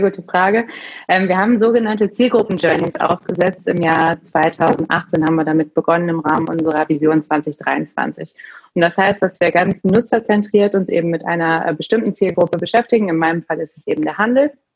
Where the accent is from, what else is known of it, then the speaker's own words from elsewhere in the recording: Dortmund, North Rhine-Westphalia, Germany; Ich komme äh, aus Dortmund